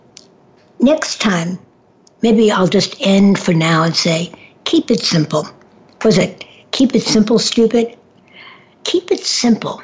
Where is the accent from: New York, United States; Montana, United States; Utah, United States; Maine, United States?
New York, United States; New York City; moved away; I grew up in Manhattan for a period of time